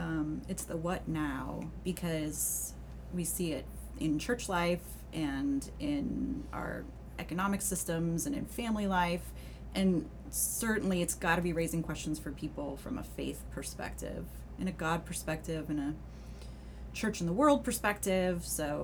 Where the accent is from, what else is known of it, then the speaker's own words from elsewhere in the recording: Colorado, United States; I'm from Colorado.